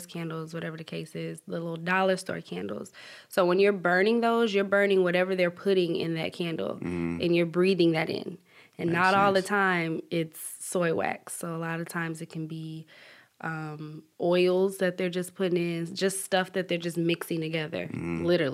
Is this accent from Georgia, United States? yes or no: yes; Atlanta, Georgia, United States; I'm from East Atlanta, Zone 6